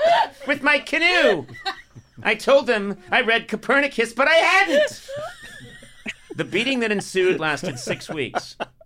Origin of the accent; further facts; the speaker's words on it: Boston, Massachusetts, United States; I grew up in Boston. Massachusetts.